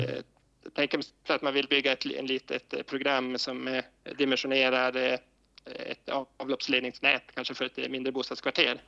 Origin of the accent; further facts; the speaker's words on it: Koskullskulle, Norrbotten County, Sweden; moved away as an adult; now in Luleå, Sweden; Jag är uppvuxen i Koskullskulle utanför Gällivare